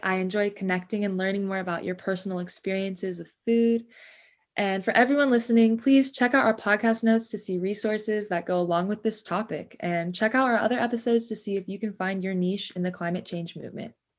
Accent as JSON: {"language": "English", "town": "Ojai", "region": "California", "country": "United States", "tie": "born or raised there", "moved": "as an adult", "lives_now": "San Diego, United States", "said": "I was born and raised in Ventura in Ojai, California"}